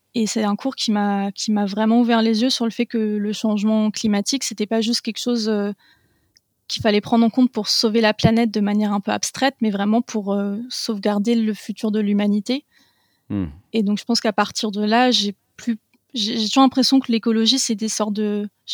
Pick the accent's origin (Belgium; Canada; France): France; Paris region, Île-de-France; j'ai grandi en région parisienne